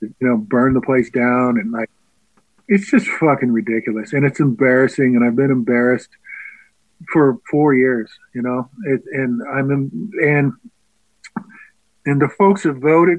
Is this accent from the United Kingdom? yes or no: yes; Scotland, United Kingdom; because I am a Scottish, right? I think I want to leave my country.